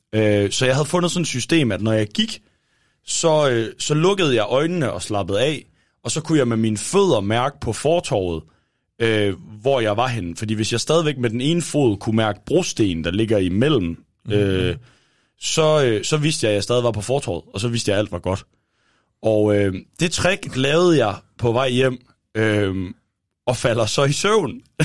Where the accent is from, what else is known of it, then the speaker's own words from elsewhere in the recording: Thisted, North Denmark Region, Denmark; moved away; hjemme i Tisted. Øh, jeg var, øh, var hjemme og besøgte mine forældre en weekend